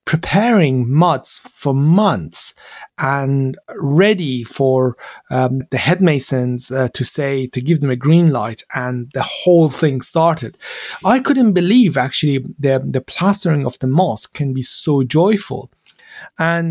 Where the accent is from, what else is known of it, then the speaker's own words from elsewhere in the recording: Iran; English is a second language; moved away as an adult; now in London, United Kingdom; growing up in Iran